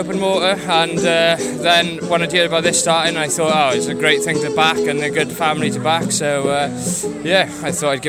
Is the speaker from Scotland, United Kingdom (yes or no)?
no; Pembrokeshire, Wales, United Kingdom